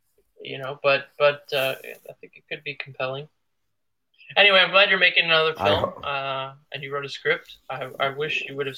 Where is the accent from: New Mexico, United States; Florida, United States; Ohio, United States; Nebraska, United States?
Ohio, United States; Cleveland; and I came from Cleveland, Ohio, and I knew like Robin, and I knew Ney Mello